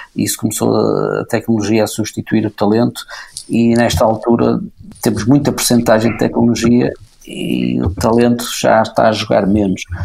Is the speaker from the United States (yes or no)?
no; Porto, Norte, Portugal; eu nasci no Porto, sou do Porto, vivo na Foz